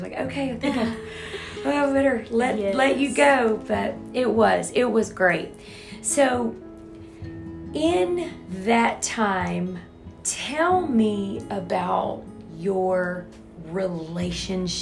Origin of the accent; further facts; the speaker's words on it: Louisiana, United States; moved away; also born or lived in Texas; I moved here from Texas, born and raised in Louisiana